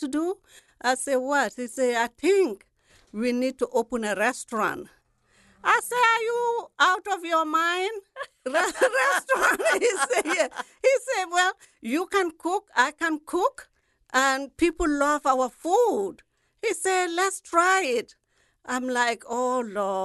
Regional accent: Gambia; moved away as an adult; now in New Orleans, United States; I'm from Gambia, West Africa

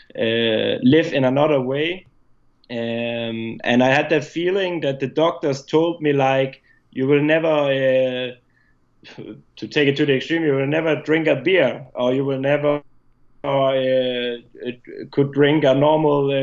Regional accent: Denmark; moved away; at that time I was still in my home country. I was in Denmark lived in Denmark

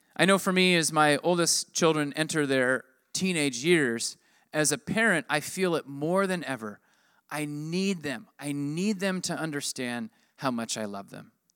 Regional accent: United States; I'm American

